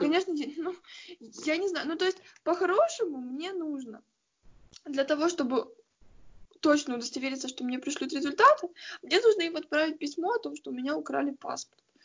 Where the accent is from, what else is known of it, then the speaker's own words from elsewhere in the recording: Ukraine; я вообще тупая украинка